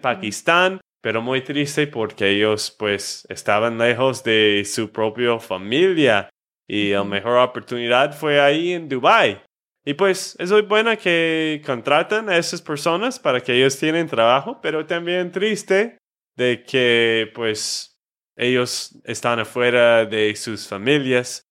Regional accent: Texas, United States; de Texas, Estados Unidos

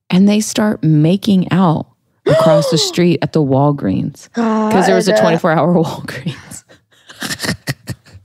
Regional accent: the South, United States; I grew up in the South

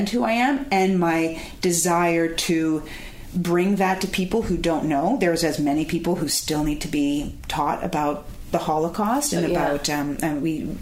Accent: Toronto, Ontario, Canada; a Jewish woman from Toronto, born and bred in Toronto, Jewish. That's me.

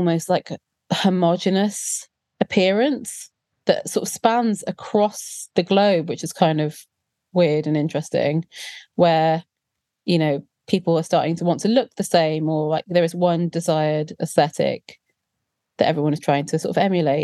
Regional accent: South Wales, United Kingdom; growing up in South Wales as a plus-sized, dark-skinned Indian girl in the 90s

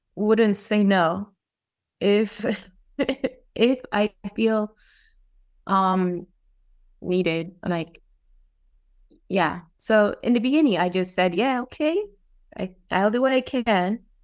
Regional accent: Saitama, Japan; English is a second language; also born or lived in Utah, United States; I was born in Utah, but came to Japan when I was six months old. So I was basically raised in Japan, Saitama, and ever since i lived in Japan.

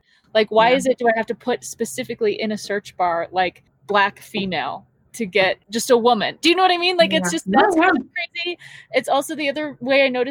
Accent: Southern California, United States; I'm from Southern California

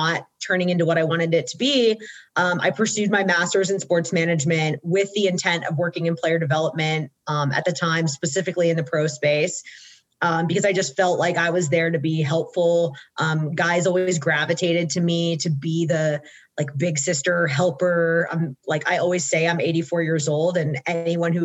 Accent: Georgia, United States; I'm born and raised in Georgia

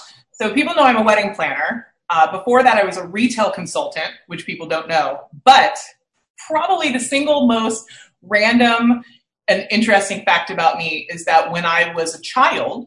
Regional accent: Riverside, California, United States; I grew up in the Inland Empire in Riverside

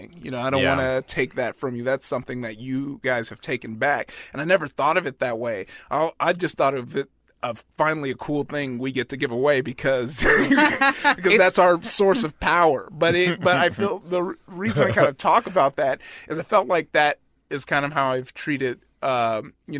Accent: Compton, California, United States; growing up in Compton

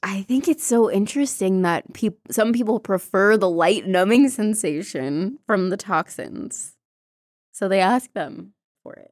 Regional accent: United States; accent: American; in my American accent

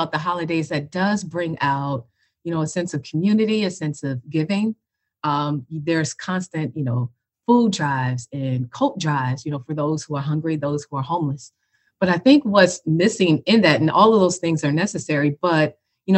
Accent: Chicago, Illinois, United States; now in Atlanta, United States; I'm born and raised in Chicago

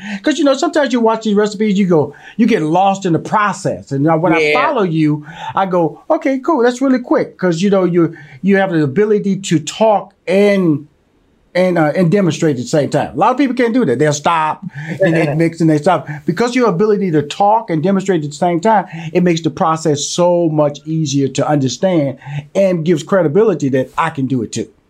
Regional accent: Houston, Texas, United States; born or raised there

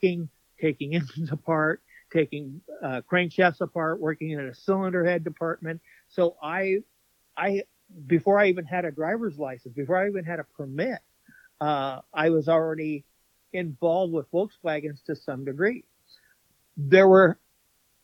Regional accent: Stanton, California, United States; I grew up in Stanton, which is the city right next to Anaheim

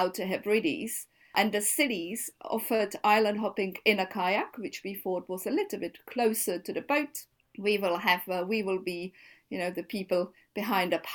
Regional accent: Czechia; moved away as an adult; now in London, United Kingdom; we come from Czech Republic.

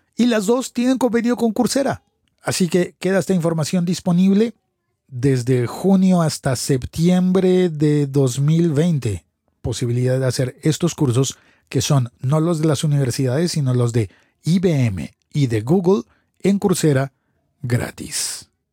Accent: Colombia; en mi país, en Colombia

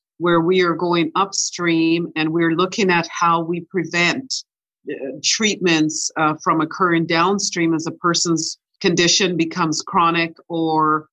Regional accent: Winnipeg, Manitoba, Canada; also born or lived in Ocho Rios, Jamaica; I was born in Jamaica in a little town called Ocherias

